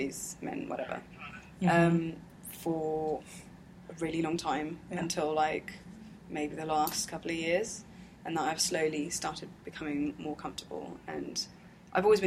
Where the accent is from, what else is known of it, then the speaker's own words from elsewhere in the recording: London, United Kingdom; People call me English because I'm born here.